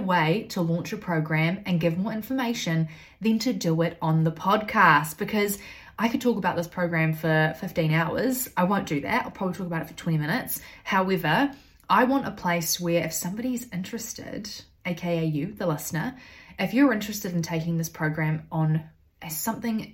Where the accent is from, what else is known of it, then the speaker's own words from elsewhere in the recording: New Zealand; also born or lived in United Kingdom / Australia; I grew up in New Zealand, having moved from the UK at the age of 3